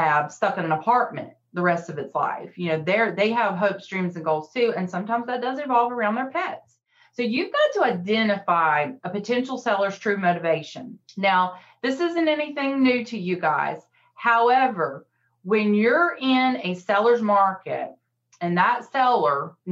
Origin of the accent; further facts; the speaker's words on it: the South, United States; I'm from the South